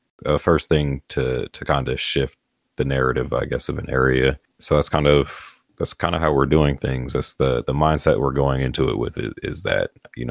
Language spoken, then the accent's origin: English; Monticello, United States; Yeah. I mean, I bounced around a little bit, but yeah, I'm from Monticello as well.